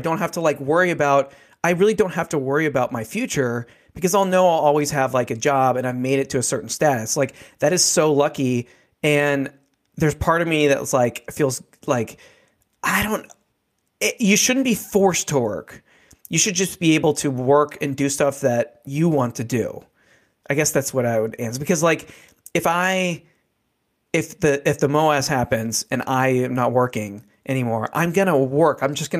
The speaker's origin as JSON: {"language": "English", "country": "United States", "tie": "born there", "said": "I treat it as we have been given the most luckiest, like, get out of jail free card in the world by just being born in America, and me and you being born as white middle class dudes, right?"}